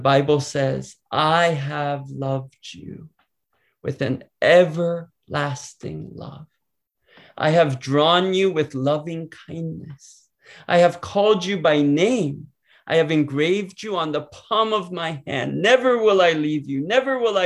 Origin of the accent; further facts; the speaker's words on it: San Diego, California, United States; I grew up in San Diego, California